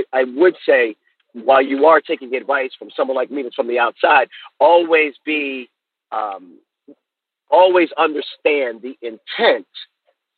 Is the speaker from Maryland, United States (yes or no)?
yes; Baltimore, Maryland, United States; I'm from Baltimore, Maryland